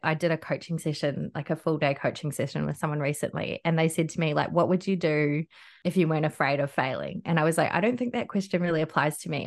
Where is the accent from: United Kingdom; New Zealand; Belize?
New Zealand; North Island; now in Gold Coast, Australia; I'm from the North Island